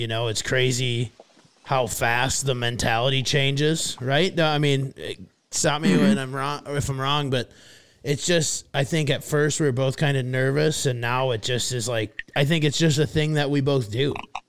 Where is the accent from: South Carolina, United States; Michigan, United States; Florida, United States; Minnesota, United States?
Minnesota, United States; Fairmont; located in my hometown of Fairmont, Minnesota.